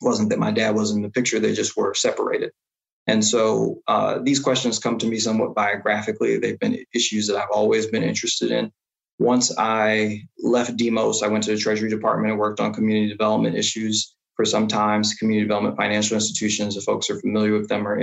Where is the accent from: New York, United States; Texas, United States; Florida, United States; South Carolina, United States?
New York, United States; New York City; I grew up in East Harlem in public housing, largely with my grandmother